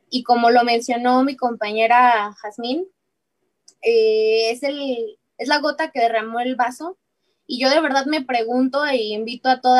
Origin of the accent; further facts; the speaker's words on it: Mexico; hay que preocuparnos como sociedad, como pueblo mexicano